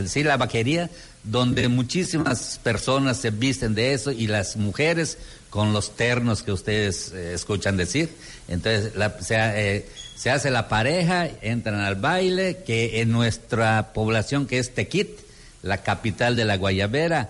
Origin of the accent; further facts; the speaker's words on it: Yucatán, Mexico; las tradiciones de Yucatán, ah. donde, ah, eh, donde eh, usamos mucho de esa prenda